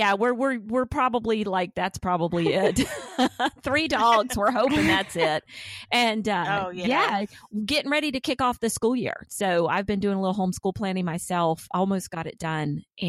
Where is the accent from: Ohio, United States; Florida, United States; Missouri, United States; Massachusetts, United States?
Florida, United States; also born or lived in South Alabama; now in Alabama, United States; Actually, I'm originally from Florida, but I live now in South Alabama.